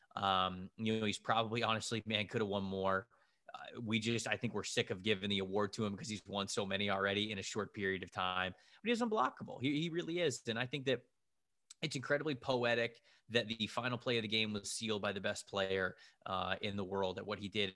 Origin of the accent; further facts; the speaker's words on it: just south of Tampa, Florida, United States; I'm from just south of Tampa and, and I grew up in Florida